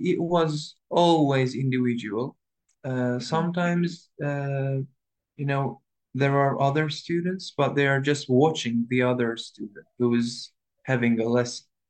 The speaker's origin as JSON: {"language": "English", "region": "Istanbul", "country": "Turkey", "tie": "born or raised there", "second_language": "English", "said": "I was born in 2000 in Istanbul, Üsküdar"}